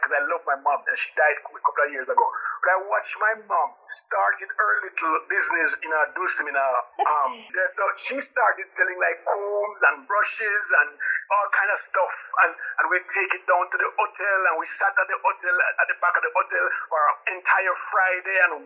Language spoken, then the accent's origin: English; Saint Mary, Jamaica; moved away as an adult; also born or lived in St. James, Jamaica; now in United States; I grew up in a little township called St. Mary.